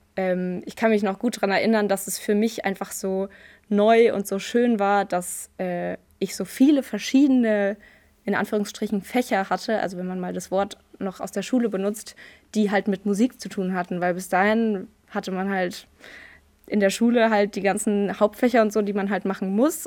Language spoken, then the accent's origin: German; Frankfurt, Hesse, Germany; Ich komme aus Frankfurt, ich bin eine gebürtige Frankfurterin